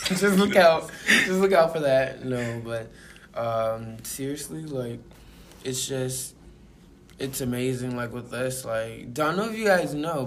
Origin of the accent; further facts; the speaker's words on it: Mobile, Alabama, United States; moved away; also born or lived in Georgia; I grew up in Mobile, Alabama. Well, I wouldn't say grew up because I was born there, and I spent a few good year or two up in there